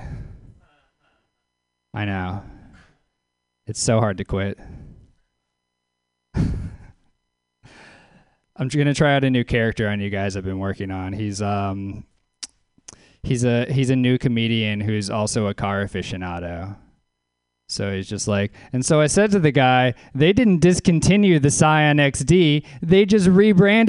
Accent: Louisiana, United States; now in Oakland, United States; I am from Louisiana. I live in Oakland.

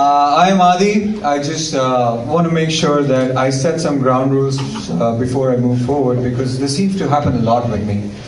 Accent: India; moved away as an adult; also born or lived in Oklahoma; now in Seattle, United States; when I was in India, I grew up in India

